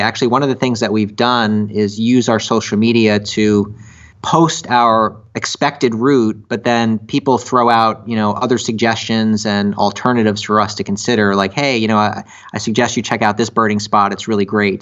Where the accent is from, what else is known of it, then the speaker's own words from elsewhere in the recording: Miami, Florida, United States; we're from Miami